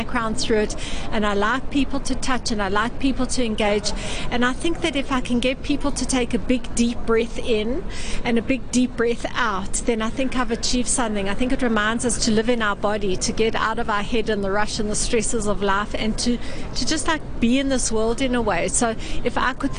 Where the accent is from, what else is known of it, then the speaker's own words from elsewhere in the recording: South Africa; I come from South Africa